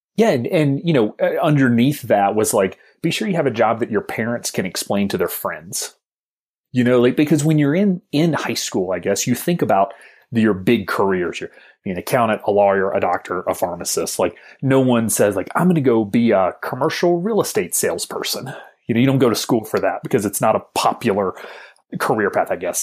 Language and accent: English; Alabama, United States; I'm a homeschool kid from the South, from the hills of Alabama